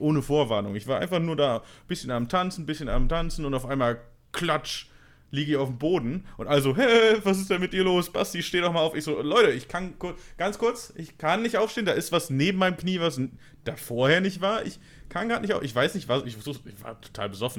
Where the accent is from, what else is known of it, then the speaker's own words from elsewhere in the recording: Bonn, North Rhine-Westphalia, Germany; in Bonn, wo, in meiner Heimatstadt